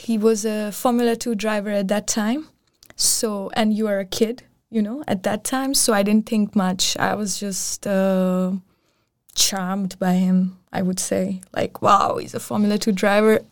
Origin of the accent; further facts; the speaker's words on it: Pakistan; also born or lived in Copenhagen, Denmark; now in Aarhus, Denmark; I'm from Pakistan